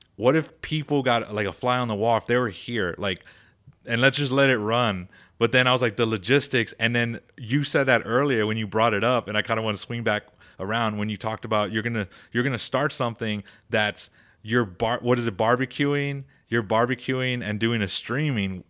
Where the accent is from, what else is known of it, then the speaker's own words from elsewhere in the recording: Texas, United States; I'm from Texas